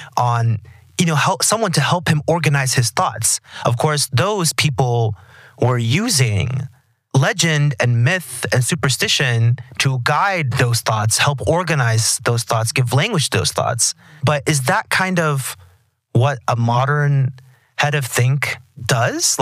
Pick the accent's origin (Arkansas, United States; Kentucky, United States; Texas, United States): Texas, United States; I'm from Texas